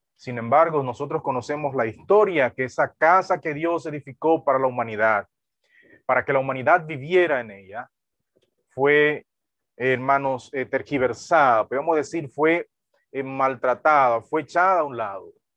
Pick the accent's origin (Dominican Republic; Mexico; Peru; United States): Dominican Republic; Duvergé, Independencia; nací en esa región